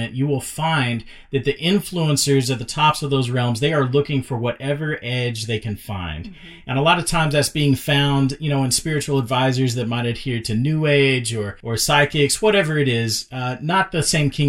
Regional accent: Dallas, Texas, United States; I grew up in South Oak Cliff in inner city Dallas

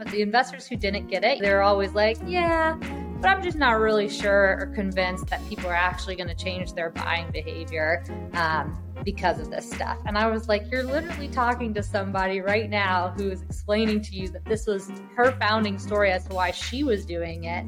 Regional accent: New Orleans, Louisiana, United States; moved away; also born or lived in New York / San Francisco; I'm from New Orleans originally, lived in New York

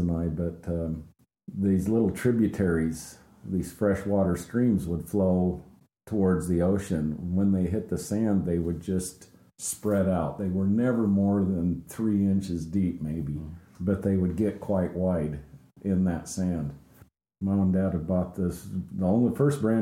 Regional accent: Crescent City, California, United States; born in Crescent City, California

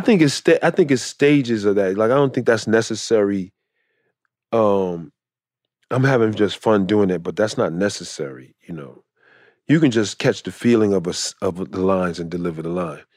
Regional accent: Chicago, Illinois, United States; moved away; I'm from Chicago.

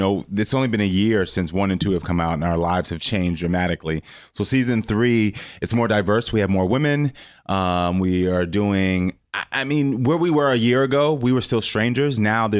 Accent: Parkland, Florida, United States; also born or lived in Houston; Houston, Texas. Well, was born in Houston, Texas, but then moved to Parkland, Florida. So Marjorie Stoneman Douglas, where the shooting happened, was my high school.

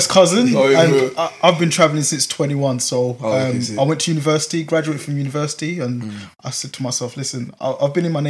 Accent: London, United Kingdom; born and bred in Newham General.

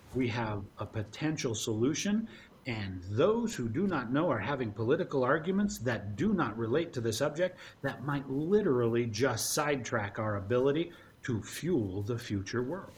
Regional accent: Utah, United States; I grew up in Utah as a child

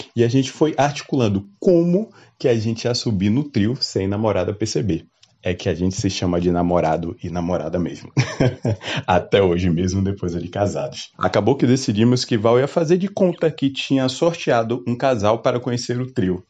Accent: Salvador, Bahia, Brazil; eu sou natural de Salvador

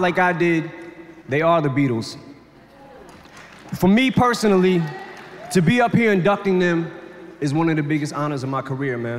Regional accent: Detroit, Michigan, United States; when I was a kid growing up in Detroit

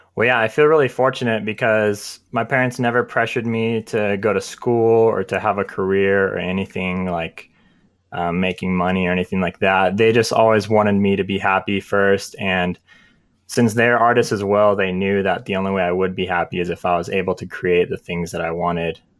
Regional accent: San Diego, California, United States; moved away as an adult; now in Utah, United States; I grew up in San Diego, California, and I moved out here, uh, in twenty, twenty twelve

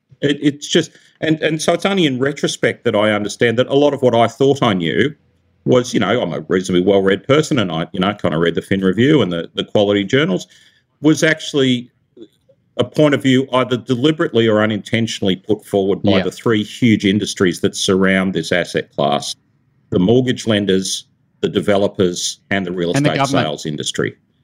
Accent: California, United States; I'm from Silicon Valley, right? So you got to release the vaporware.

